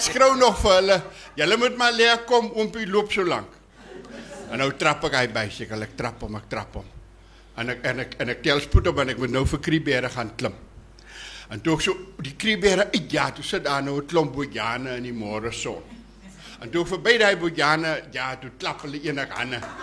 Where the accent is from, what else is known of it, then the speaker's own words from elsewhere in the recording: Bushmanland, Northern Cape, South Africa; ek is in die Boesmanland gebore op Verneekpan